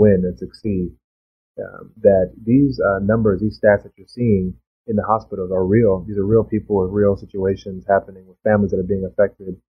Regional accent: Bahamas; also born or lived in Florida; now in United States; my home country, the Bahamas

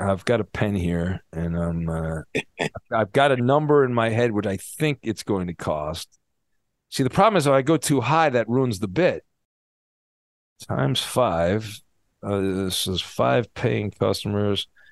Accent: Orange County, California, United States; I grew up in Orange County and I went to Disneyland a lot because I lived close to it

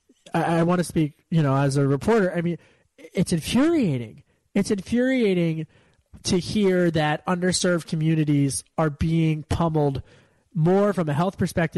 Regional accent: Pennsylvania, United States; I always said growing up in Delco

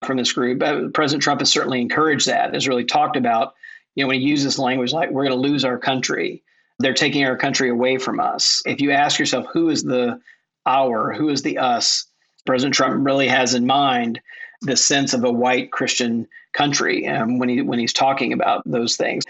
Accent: Mississippi, United States; My home state of Mississippi

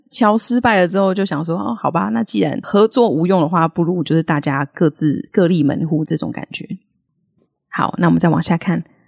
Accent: Taiwan; accent: Taiwanese; 我们的可爱的台式发音

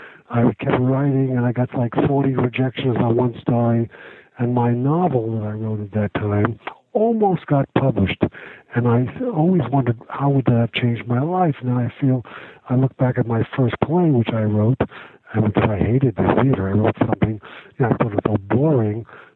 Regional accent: New York City, New York, United States; I'm from New York. I grew up in Brooklyn.

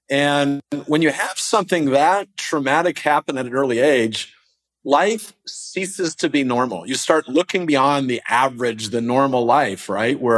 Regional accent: East Coast, United States; now in Southern California, United States; we're a little wimpy down here in Southern California. I didn't grow up here. I grew up on the East Coast

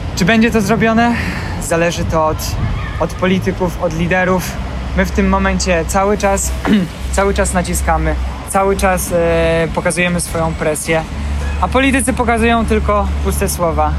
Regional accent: Ukraine; now in Poland; jestem Ukraińcem

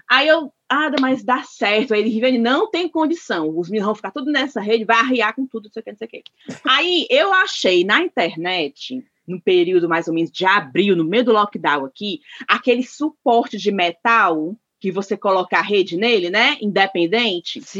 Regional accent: Ceará, Brazil; nós, como cearenses, nós conhecemos uma rede boa.

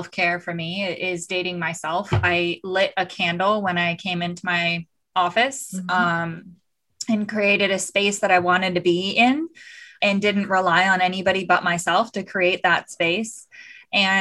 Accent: Southern California, United States; also born or lived in Tucson, Arizona; I grew up in Southern California.

